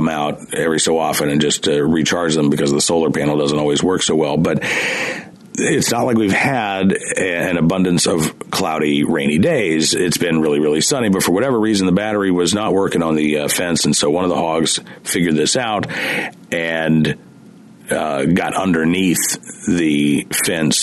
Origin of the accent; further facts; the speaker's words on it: Oklahoma, United States; also born or lived in Central Virginia; now in Virginia, United States; I grew up in Oklahoma